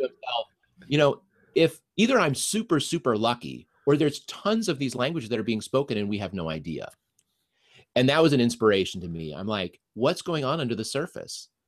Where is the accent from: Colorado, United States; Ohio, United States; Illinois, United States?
Colorado, United States; Denver; first language English; moved away as an adult; now in Minnesota, United States; I grew up in Denver